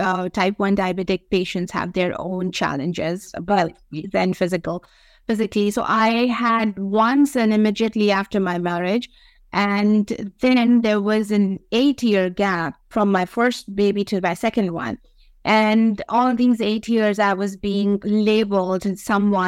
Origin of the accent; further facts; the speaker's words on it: Pakistan; being a Pakistani woman